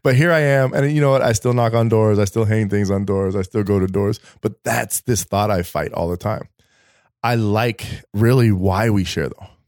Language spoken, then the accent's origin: English; Colorado, United States; now in East Coast, United States; I'm from Colorado.